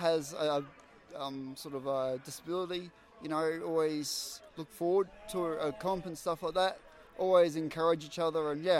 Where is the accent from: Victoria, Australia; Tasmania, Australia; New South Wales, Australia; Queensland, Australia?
Queensland, Australia; And I'm from Queensland.